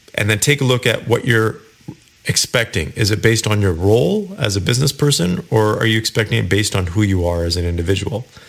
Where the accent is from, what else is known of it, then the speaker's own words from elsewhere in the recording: Kelowna, British Columbia, Canada; moved away; I went back to my hometown, Kelowna, British Columbia, several weeks ago.